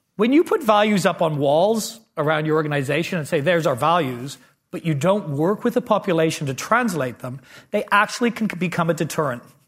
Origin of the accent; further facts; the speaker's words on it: Canada; moved away; I grew up in Canada